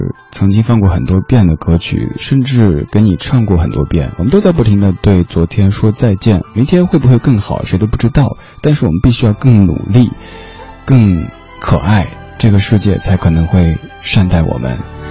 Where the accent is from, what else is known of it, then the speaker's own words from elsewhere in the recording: Chengdu, Sichuan, China; also born or lived in Shanghai; 因为很小很小的时候在老家，我们那儿不说普通话的，不管是我小时候生活的成都还是上海，都不讲普通话的，所以自己想讲普通话，就自己偷偷的在那儿学播音员